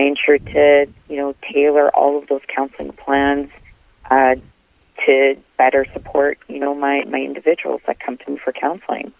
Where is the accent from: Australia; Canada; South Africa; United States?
Canada; Winnipeg, Manitoba; I born and raised in Winnipeg, Manitoba, Canada